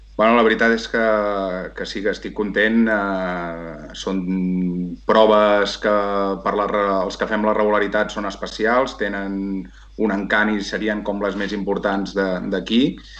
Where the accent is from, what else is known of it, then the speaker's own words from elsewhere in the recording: La Roca del Vallès, Catalonia, Spain; also born or lived in Viladrau; Jo sóc uh, nascut de, de la Roca del Vallès, eh, continuo vivint aquí a la Roca del Vallès